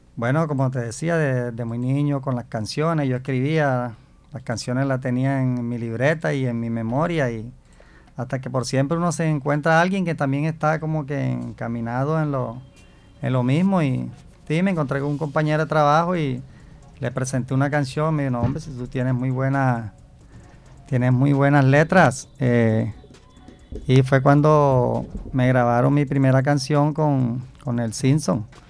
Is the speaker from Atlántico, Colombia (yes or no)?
yes; Barranquilla, Atlántico, Colombia; also born or lived in Plato, Magdalena; yo desde muy niño estoy acá en, en Ciudad Modesto prácticamente y ya tengo treinta y cinco años